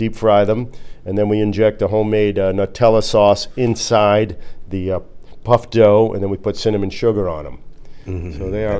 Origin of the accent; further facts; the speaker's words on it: New York, United States; moved away; growing up in New York